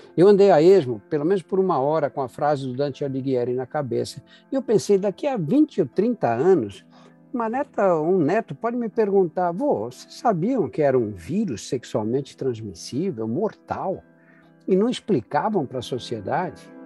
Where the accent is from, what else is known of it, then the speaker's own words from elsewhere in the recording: São Paulo, Brazil; do Brás, o bairro onde eu nasci e cresci